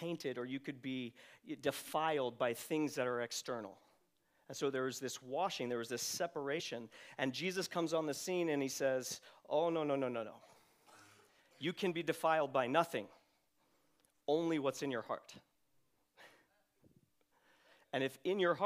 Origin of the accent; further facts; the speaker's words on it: Redding, California, United States; I grew up in Reading at Bethel